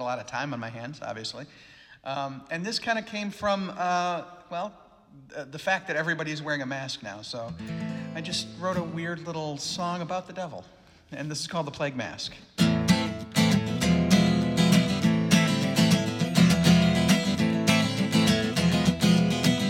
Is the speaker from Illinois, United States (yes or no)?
yes; Aurora, Illinois, United States; also born or lived in DeKalb, Illinois; I grew up in Aurora. Moved there when I was 3 years old.